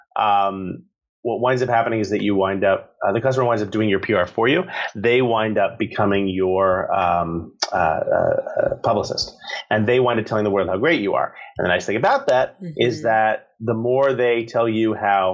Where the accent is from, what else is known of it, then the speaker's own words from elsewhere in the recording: New York City, New York, United States; Grew up in Manhattan